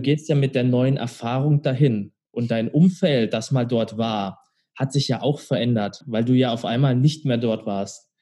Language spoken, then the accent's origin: German; near Karlsruhe, Baden-Württemberg, Germany; now in Hamburg, Germany; Ich komme aus Karlsruhe, du hast es ja gesagt, aus der Nähe von Karlsruhe